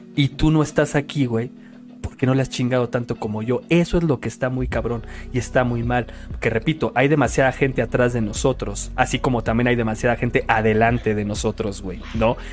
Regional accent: Mexico; como mexicanos

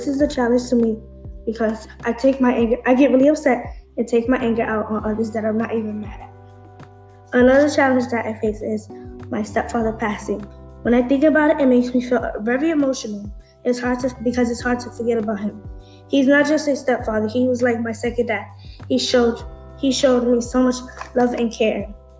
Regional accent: Bronx, New York, United States; I am born and raised in the Bronx.

